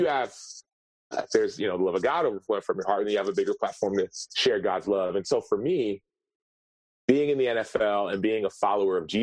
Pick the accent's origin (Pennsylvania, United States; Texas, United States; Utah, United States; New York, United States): Texas, United States; Dallas; I'm from Dallas